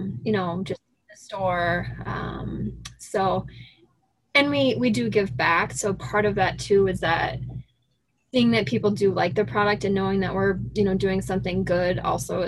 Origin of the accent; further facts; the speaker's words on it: Sioux City, Iowa, United States; I grew up in Sioux City in Northwest Iowa, and I stayed there, went to high school, graduated from college there